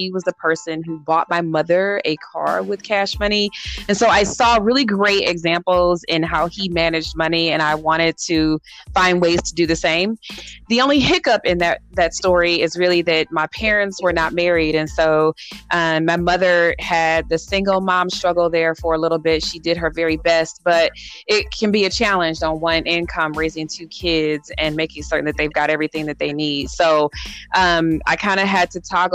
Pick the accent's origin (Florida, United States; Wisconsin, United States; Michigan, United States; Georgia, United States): Michigan, United States; Southfield; moved away as an adult; now in Arizona, United States; I grew up in Michigan, a suburb right outside Detroit, Southfield